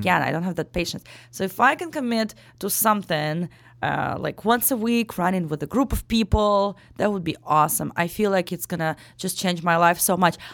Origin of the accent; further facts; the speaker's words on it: Ukraine; English is a second language; moved away as an adult; also born or lived in Daytona Beach, Florida; now in Chicago, United States; born and raised in Ukraine up till I turned, uh, eighteen